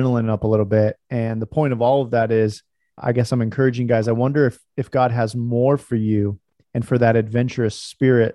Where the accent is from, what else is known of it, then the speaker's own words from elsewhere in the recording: Stockton, California, United States; I grew up in Stockton area, Lodi, Stockton.